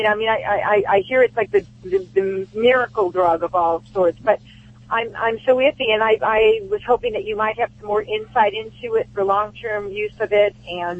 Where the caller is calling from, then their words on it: Marina del Rey, California, United States; Marina Del Rey, California.